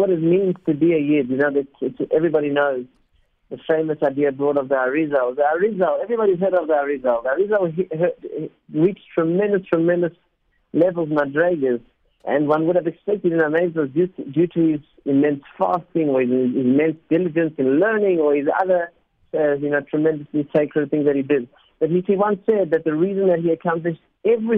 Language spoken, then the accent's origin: English; South Africa; first language Spanish; English is a second language; My parents are Argentinian. I actually learned Spanish before English, even though I was born in South Africa